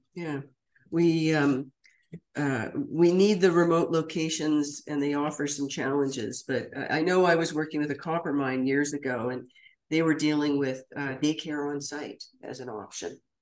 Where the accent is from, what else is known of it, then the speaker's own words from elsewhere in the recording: Ottawa, Ontario, Canada; growing up in Ottawa